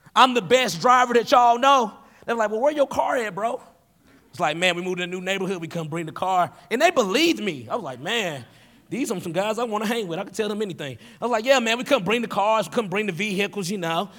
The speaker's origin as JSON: {"language": "English", "region": "Tennessee", "country": "United States", "tie": "born or raised there", "moved": "as an adult", "lives_now": "Wisconsin, United States", "said": "I grew up in Tennessee without a dad"}